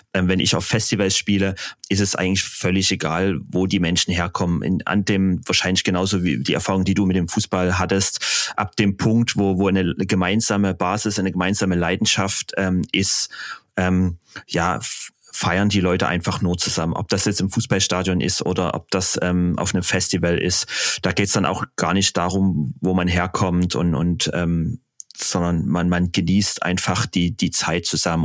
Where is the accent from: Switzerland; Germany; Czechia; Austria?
Germany; Dresden, Saxony; ich äh, erstmal aus Deutschland komme und dann aus Dresden